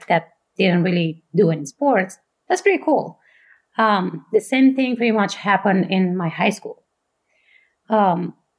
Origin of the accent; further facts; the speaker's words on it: Bucharest, Romania; English is a second language; moved away as an adult; now in Fort Collins, United States; I grew up in Romania. I was born and raised there.